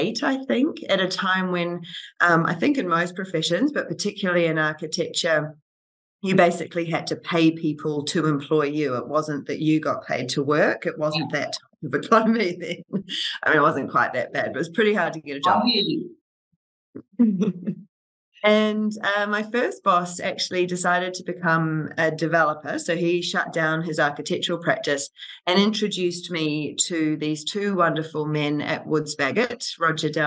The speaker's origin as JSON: {"language": "English", "country": "New Zealand", "also_born_or_lived": "Auckland / Australia / London / New York", "moved": "as an adult", "said": "I am a New Zealander, so I studied architecture in Auckland"}